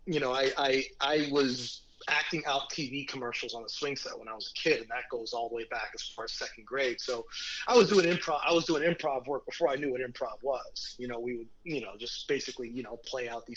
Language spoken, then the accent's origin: English; Mexico City, Mexico; moved away; I was raised in Mexico City for 5 years, so I speak Spanish natively